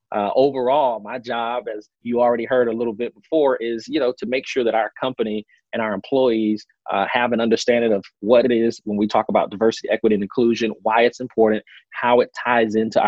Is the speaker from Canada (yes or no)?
no; Tallahassee, Florida, United States; moved away as an adult; now in Los Angeles, United States; I'm born and raised in Tallahassee, Florida